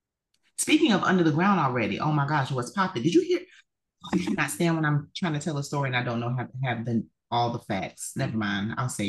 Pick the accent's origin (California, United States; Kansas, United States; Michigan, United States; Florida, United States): Florida, United States; I'm from Florida, but I'm not one of the crazies. Yes, I was born and raised.